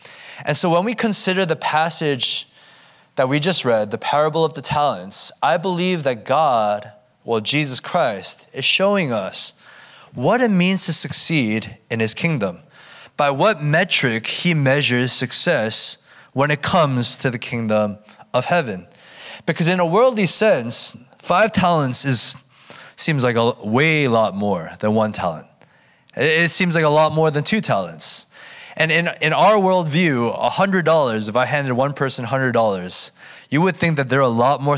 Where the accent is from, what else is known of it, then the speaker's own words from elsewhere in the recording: United States; now in Southern California, United States; I'm kind of from all over the place. I'm from the East Coast, the Midwest, as well as the West Coast, but currently I call SoCal my home.